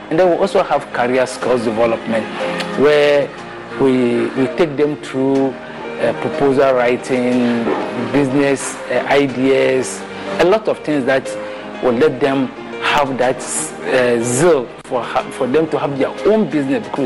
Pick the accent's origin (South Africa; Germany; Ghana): Ghana; Mamobi, Greater Accra; Uh, actually, I grew up in Mamobi here specifically मैं Mamobi and I school here.